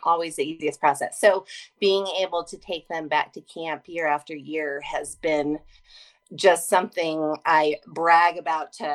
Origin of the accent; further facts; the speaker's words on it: Colorado, United States; I'm from Colorado with lots of camps